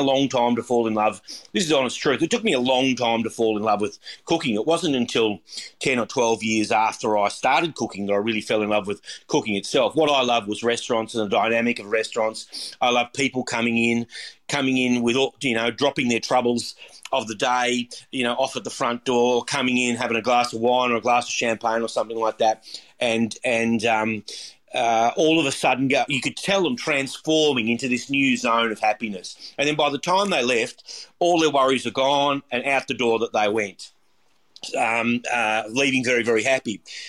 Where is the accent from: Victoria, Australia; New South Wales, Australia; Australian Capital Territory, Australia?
Victoria, Australia; Warrnambool; I started, I was born in Warrnambool, and started my apprenticeship working in Warrnambool when I left school. I had been through the time that I was in high school in Warrnambool.